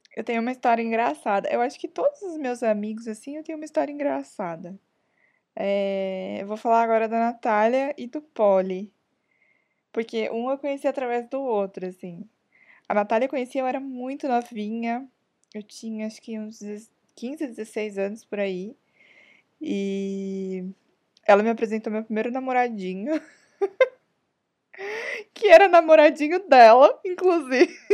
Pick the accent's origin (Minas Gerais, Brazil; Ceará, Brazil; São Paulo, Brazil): São Paulo, Brazil; Todas somos de São Paulo mesmo, mas tipo, cada uma tá num canto de São Paulo